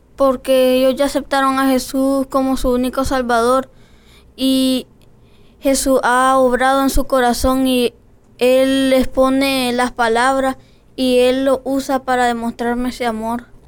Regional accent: Nicaragua; vengo del país de Nicaragua

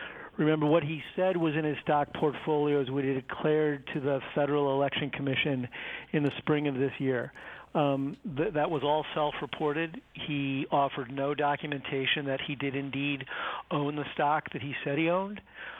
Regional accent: Ireland; Well, you know, I'm Irish, Merrill

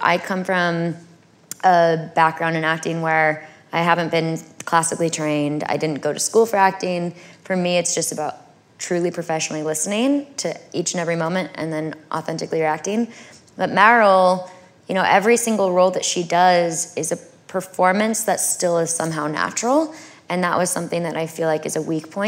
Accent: California, United States; I'm from California

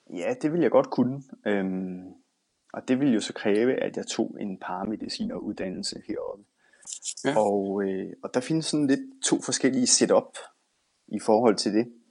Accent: Denmark; moved away as an adult; now in Bergen, Norway; jeg er den eneste dansker, der kører her

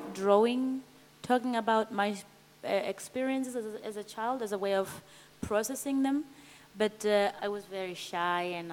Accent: Zimbabwe; moved away as an adult; I came all the way from Zimbabwe

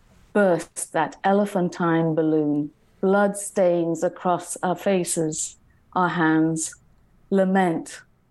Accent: England, United Kingdom; moved away as an adult; now in Philippines; So the context is in the Philippines, obviously my husband and I, he's Dutch, I'm English, we're foreigners here.

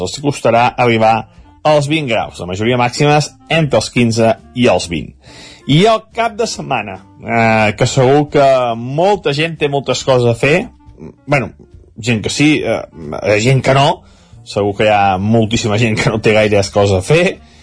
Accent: Sant Feliu de Codines, Catalonia, Spain; des del meu poble, des de Sant Feliu

